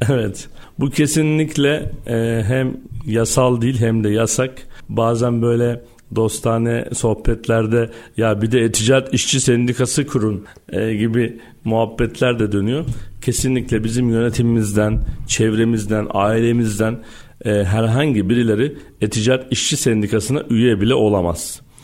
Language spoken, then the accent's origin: Turkish; Istanbul, Turkey; 1984 İstanbul doğumluyum